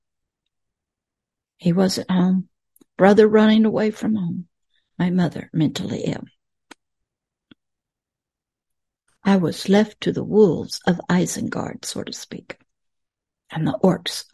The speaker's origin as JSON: {"language": "English", "region": "the South", "country": "United States", "said": "Most Southerners weren't like that, but I was"}